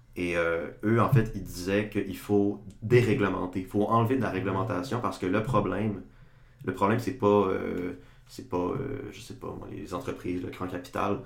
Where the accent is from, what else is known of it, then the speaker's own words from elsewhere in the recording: Chicoutimi, Quebec, Canada; moved away as an adult; now in Sherbrooke, Canada; je viens de Chicoutimi, comme vous deux